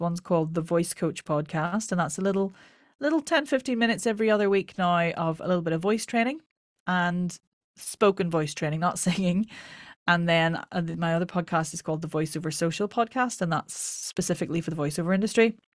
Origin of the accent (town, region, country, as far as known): Ireland; accent: Irish